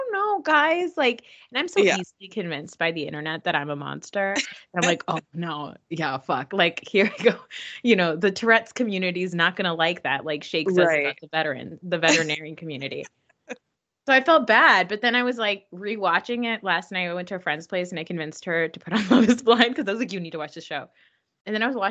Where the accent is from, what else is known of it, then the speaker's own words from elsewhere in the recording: New Jersey, United States; I grew up in Jersey and I went to Rutgers and we have like a huge South Asian population here